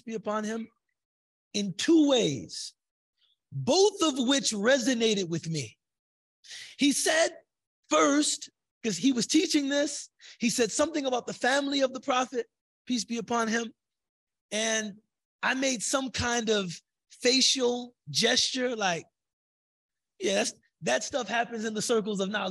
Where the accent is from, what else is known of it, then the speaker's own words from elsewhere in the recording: United States; As an American convert to Islam